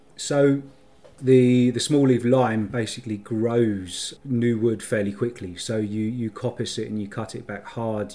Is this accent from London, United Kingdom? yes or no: yes; London, United Kingdom; So I'm from North London, so uh, sort of Barnet and, and Finchley in, in North London is sort of where I'm from.